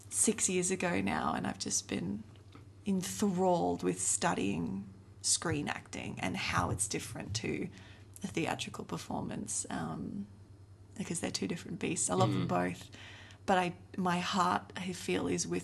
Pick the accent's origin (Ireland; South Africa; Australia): South Africa; I grew up in South Africa